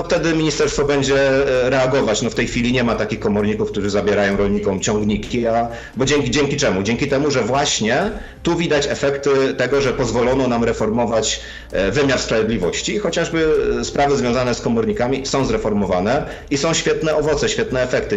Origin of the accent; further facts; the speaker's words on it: Silesian Voivodeship, Poland; u mnie na Śląsku dzieciątko przynosi prezenty pod choinkę